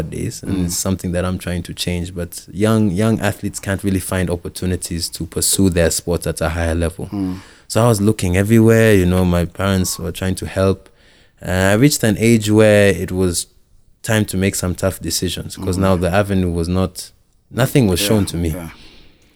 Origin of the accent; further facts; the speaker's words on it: Nairobi, Kenya; I grew up here in Nairobi.